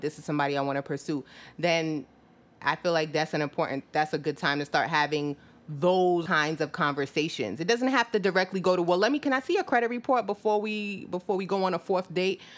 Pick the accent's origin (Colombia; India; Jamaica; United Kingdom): Jamaica; moved away; I'm Jamaican, where I, I was born in, you know, in Jamaica.